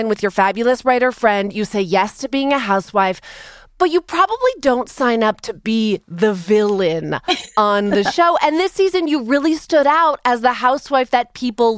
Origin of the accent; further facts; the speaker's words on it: Canada; I'm Canadian